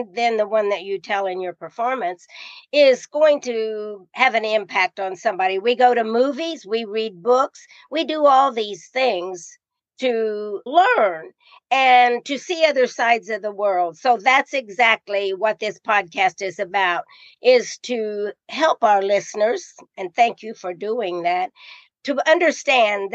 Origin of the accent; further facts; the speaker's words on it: Indiana, United States; I am from Indiana, and I went to so many of their football games